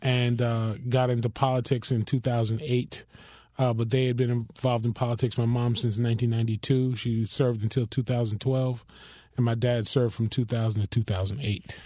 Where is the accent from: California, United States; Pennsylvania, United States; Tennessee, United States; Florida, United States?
Florida, United States; Miami; also born or lived in Philadelphia; I was born in Philadelphia, but raised here in Miami in a community called Richmond Heights